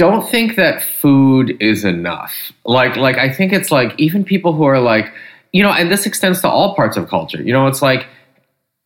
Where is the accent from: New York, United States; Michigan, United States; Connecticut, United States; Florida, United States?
Michigan, United States; I grew up in Michigan